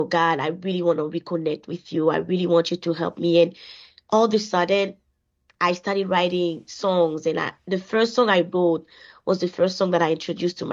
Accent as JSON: {"language": "English", "country": "Côte d’Ivoire", "moved": "yes", "lives_now": "Winnipeg, Canada", "said": "I am originally from Ivory Coast, which is a West African country, a Francophone country, and I've been living in Winnipeg for the past 15 years now."}